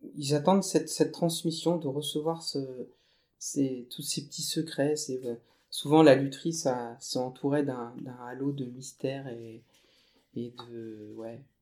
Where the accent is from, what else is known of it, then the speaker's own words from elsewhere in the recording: Thiérache, Hauts-de-France, France; je suis originaire euh, de la Tirache. donc c'est euh, une, région euh, herbagère